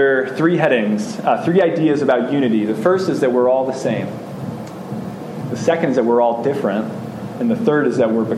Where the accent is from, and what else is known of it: United States